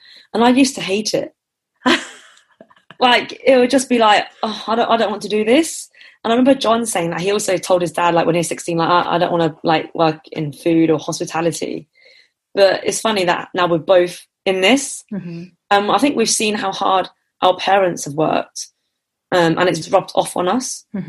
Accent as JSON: {"language": "English", "town": "Enfield", "region": "London", "country": "United Kingdom", "tie": "born there", "also_born_or_lived": "Hertfordshire", "said": "So I was born in Enfield, and okay. the takeaway's in Chesham. They had two. The first one was in Buckinghamshire, and then they sold that off, and then we moved back to Hertfordshire"}